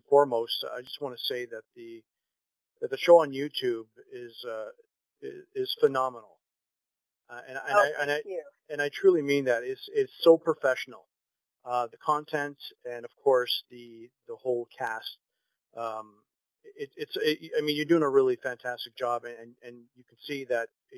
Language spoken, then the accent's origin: English; Canada; I'm not American, of course. I'm from Canada